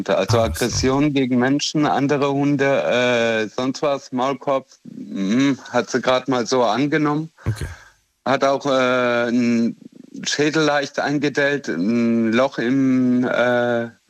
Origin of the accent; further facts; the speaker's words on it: Romania; born there; ich komme selber aus Rumänien ursprünglich, also bin dort zumindest geboren, sonst habe ich nichts damit zu tun und ich habe dort die Armut erlebt.